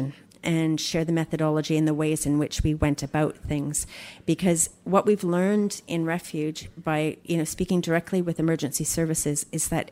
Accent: Canada; now in Melbourne, Australia; I'm Canadian

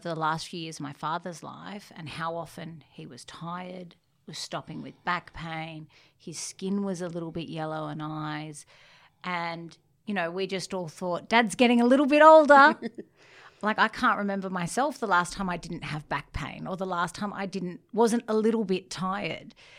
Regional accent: Sydney, New South Wales, Australia; I grew up in Bronte

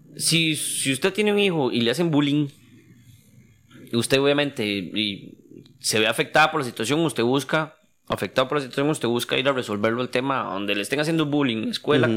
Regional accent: Heredia, Costa Rica; somos de Heredia

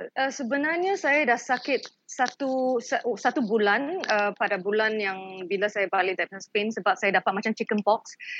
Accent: Malaysia; kita sebagai rakyat Malaysia

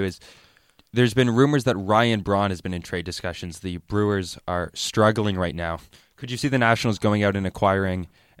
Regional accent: Canada; also born or lived in Montreal; As a Canadian who lives in Montreal and has been to the Big

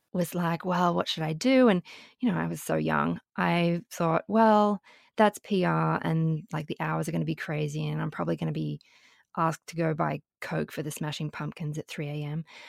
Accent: Sydney, New South Wales, Australia; moved away as an adult; also born or lived in Brisbane / Melbourne; now in New York, United States; was born in Sydney, but spent, um, some of my primary school years in Brisbane, and then we moved back to Sydney, and I, um, went through high school in Sydney

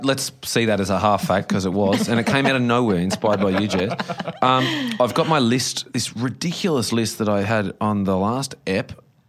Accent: Bright, Victoria, Australia; my hometown of Bright. It was two taxis.

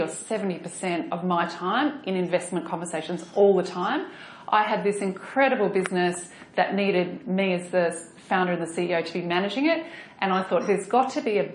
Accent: Australia; accent: Australian; also born or lived in New York

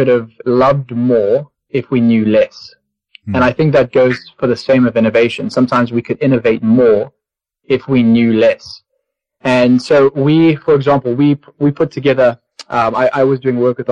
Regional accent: Zimbabwe; growing up in Zimbabwe

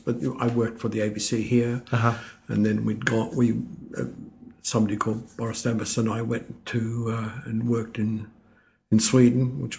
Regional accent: Melbourne, Victoria, Australia; also born or lived in Trieste, Italy; I came to Australia when I was about 2. Mm-hmm. So I grew up in Melbourne.

